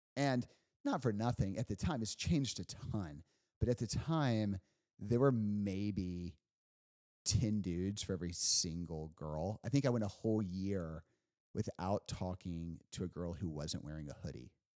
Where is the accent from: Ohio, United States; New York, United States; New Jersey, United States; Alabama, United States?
Alabama, United States; Huntsville; moved away as an adult; also born or lived in Washington, D.C.; growing up in Huntsville